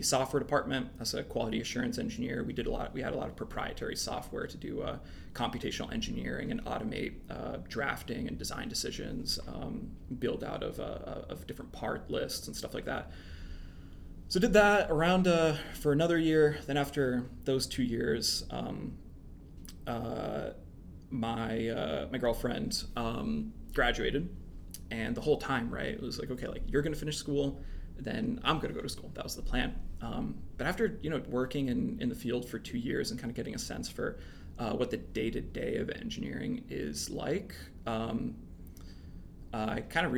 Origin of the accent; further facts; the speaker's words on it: central New Jersey, United States; moved away as an adult; also born or lived in Vermont; I grew up in New Jersey, central New Jersey